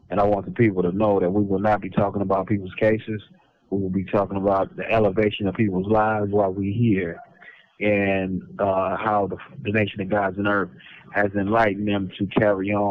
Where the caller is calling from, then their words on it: San Quentin, California, United States; You know I'm I'm calling from San Quentin Prison.